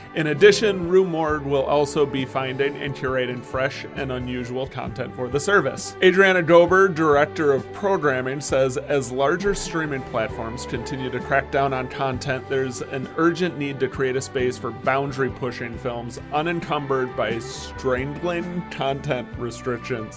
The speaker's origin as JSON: {"language": "English", "region": "Midwest", "country": "United States", "tie": "born or raised there", "moved": "yes", "lives_now": "Maryland, United States", "said": "I grew up in the Midwest where you are"}